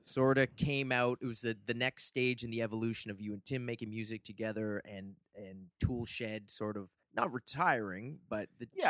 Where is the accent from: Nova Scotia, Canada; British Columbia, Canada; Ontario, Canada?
Nova Scotia, Canada; Halifax; Growing up in Halifax